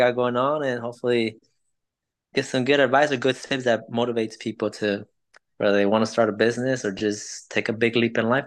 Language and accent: English; Los Angeles, California, United States; English is a second language; moved away as an adult; now in Jeffersonville, United States; But I'm originally from California, from LA. That's where I was born and raised, went to school there, went to high school, lived all my life there